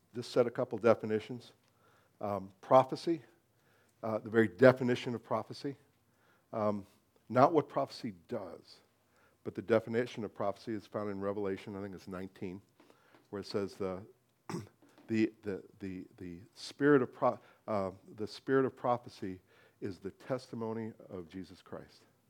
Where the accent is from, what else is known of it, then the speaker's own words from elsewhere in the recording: United States; being American